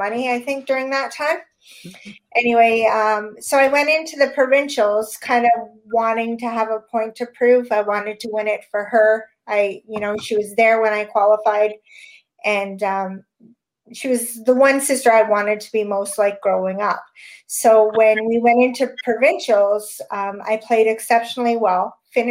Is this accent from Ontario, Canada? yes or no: yes; Sudbury, Ontario, Canada; moved away as an adult; now in Southern Ontario, Canada; I've been 19 years in Southern Ontario now, but I grew up in Northern Ontario.